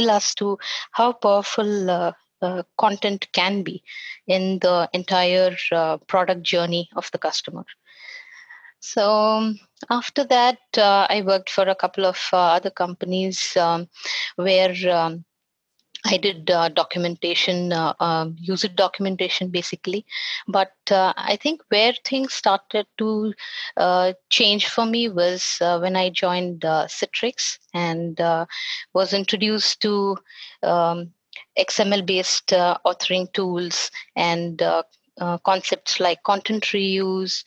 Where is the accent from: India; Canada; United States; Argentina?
India; Bangalore, Karnataka; I'm from Bangalore, and I pretty much spent most of my years learning and education and everything in Bangalore